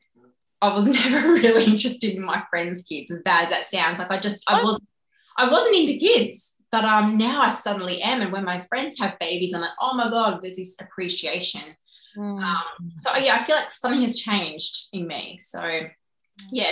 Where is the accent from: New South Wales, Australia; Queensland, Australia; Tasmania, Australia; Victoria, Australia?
New South Wales, Australia; Blue Mountains; moved away as an adult; also born or lived in China; now in Gold Coast, Australia; I wasn't born here. I didn't grow up here. I'm actually from the Blue Mountains. So yeah, west of Sydney